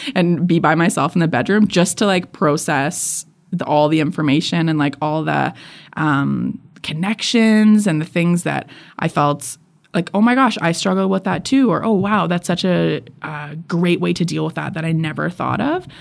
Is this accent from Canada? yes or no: yes; Edmonton, Alberta, Canada; I was born and raised in Edmonton